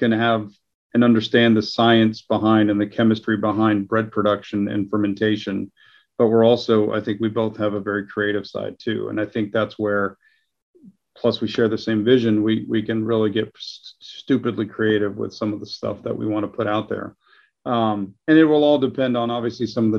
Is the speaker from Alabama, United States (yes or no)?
no; Dallas, Texas, United States; moved away as an adult; now in Houston, United States; I grew up in Dallas and I moved down here